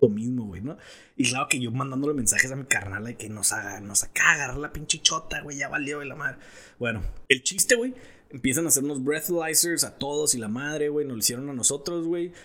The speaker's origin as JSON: {"language": "Spanish", "country": "Mexico", "moved": "yes", "lives_now": "United States", "said": "soy de México y la chingada"}